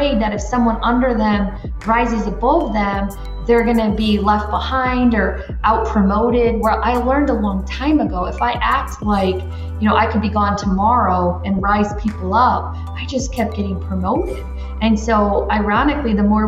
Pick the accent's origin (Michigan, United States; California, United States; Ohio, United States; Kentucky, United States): Michigan, United States; moved away as an adult; also born or lived in Florida; now in Ireland; I'm from Michigan